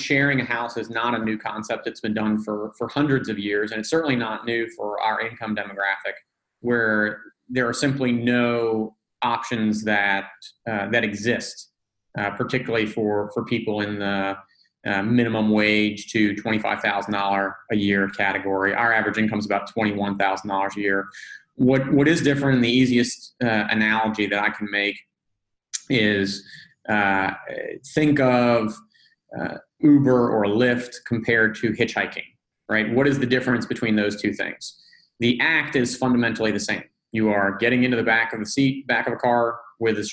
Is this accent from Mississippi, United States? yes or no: no; New Orleans, Louisiana, United States; moved away as an adult; also born or lived in Northeast United States; now in Atlanta, United States; I grew up in New Orleans, actually. So I lived there until